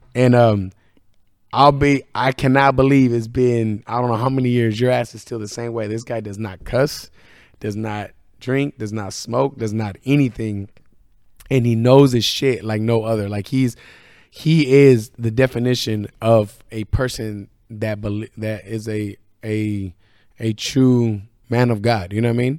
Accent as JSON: {"language": "English", "region": "Northern California", "country": "United States", "also_born_or_lived": "Idaho", "moved": "yes", "said": "I'm from Northern California"}